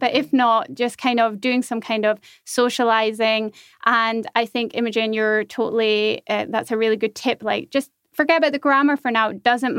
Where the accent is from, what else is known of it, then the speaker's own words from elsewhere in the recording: United Kingdom; moved away as an adult; now in Germany; British people in particular get really bad language education, much to our annoyance as British people.